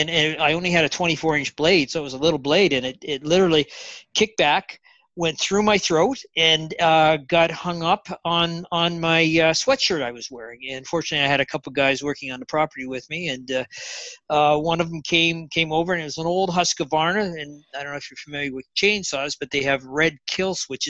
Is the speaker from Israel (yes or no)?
no; Canada; also born or lived in Bella Coola, British Columbia; I'm Canadian